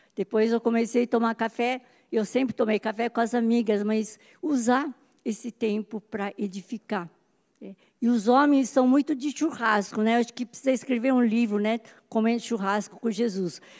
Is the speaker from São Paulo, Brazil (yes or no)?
yes; São Paulo, Brazil; now in Campinas, Brazil; eu nasci em São Paulo